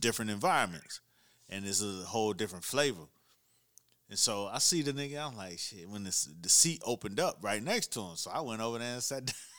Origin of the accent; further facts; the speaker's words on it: Miami, Florida, United States; I'm from Miami.